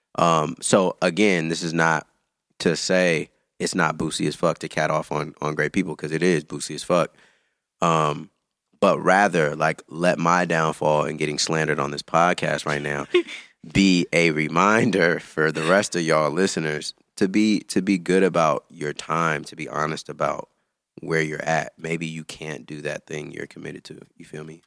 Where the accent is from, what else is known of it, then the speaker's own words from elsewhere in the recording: Antioch, California, United States; moved away as an adult; also born or lived in Chicago; I'm from the Bay Area.